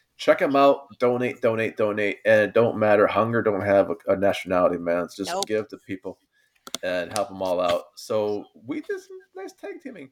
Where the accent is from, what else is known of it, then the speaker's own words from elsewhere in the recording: United States; as an American, I'm saying this as an American.